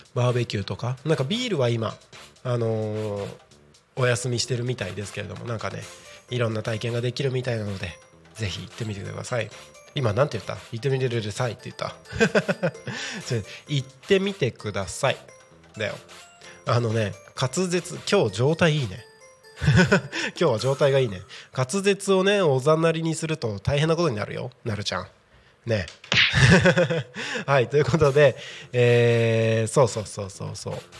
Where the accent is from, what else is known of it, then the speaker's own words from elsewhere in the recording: Takko, Aomori, Japan; moved away; 自分の生まれ育った青森県田子町